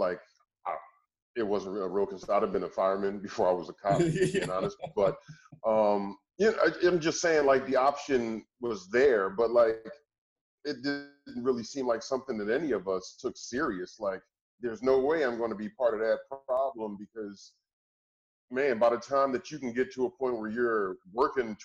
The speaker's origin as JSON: {"language": "English", "town": "Philadelphia", "region": "Pennsylvania", "country": "United States", "said": "We're all from Philly, so we rep that."}